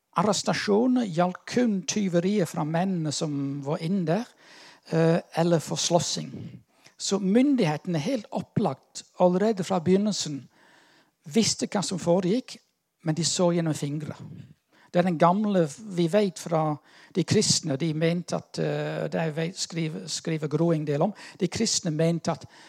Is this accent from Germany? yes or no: no; United Kingdom; now in Norway; jeg er litt sånn ambivalent her, som brite